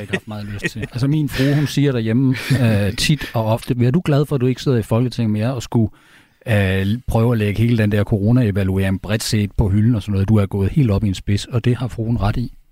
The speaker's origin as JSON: {"language": "Danish", "country": "Denmark"}